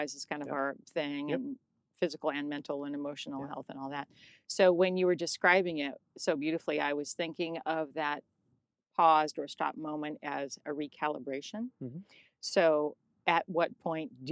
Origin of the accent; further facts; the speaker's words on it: United States; I'm born of immigrants, but I'm an American. Yeah. So I was a first American born in the family